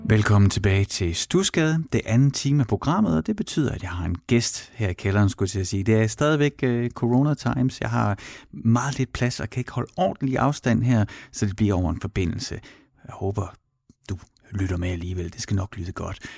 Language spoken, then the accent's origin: Danish; Horsens, Central Denmark Region, Denmark; moved away; jeg er fra Horsens